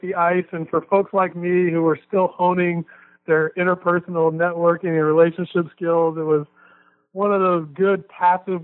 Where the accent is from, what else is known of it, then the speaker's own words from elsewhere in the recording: Baltimore, Maryland, United States; where I grew up in Baltimore City